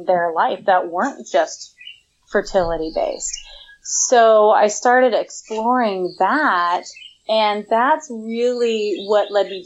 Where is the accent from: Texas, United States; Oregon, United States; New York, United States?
Oregon, United States; Portland; moved away as an adult; now in Southern California, United States; I left my hometown of Portland, Oregon in January, and now I'm in Southern California